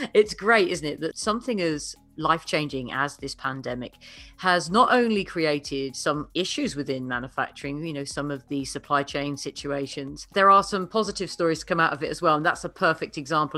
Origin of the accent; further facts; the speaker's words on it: United Kingdom; I am a Brit